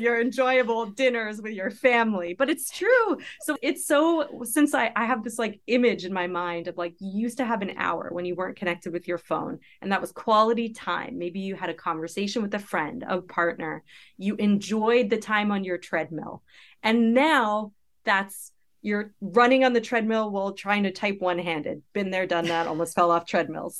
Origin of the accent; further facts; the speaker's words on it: Canada; moved away as an adult; now in United States; I had just graduated from, with my P H D from the University of British Columbia in Canada where I grew up.